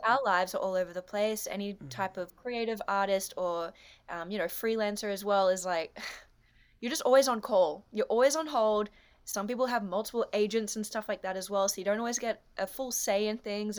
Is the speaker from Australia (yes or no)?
yes; Australia; I'm an Australian dancer, actress, comedian, artist, photographer, business owner